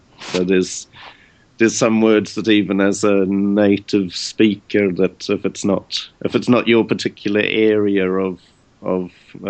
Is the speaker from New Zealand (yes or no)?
yes; New Zealand; accent: New Zealand; moved away; also born or lived in England / Dublin, Ireland; But then I'm from New Zealand and I speak with a New Zealand accent